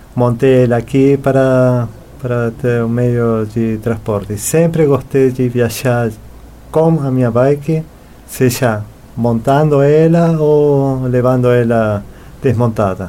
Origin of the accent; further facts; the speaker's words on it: Buenos Aires, Argentina; Portuguese is a second language; moved away as an adult; now in Florianópolis, Brazil; Eu nasci em Buenos Aires, nací en Argentina en el año, no año 1975. Viví quase toda a minha vida na Argentina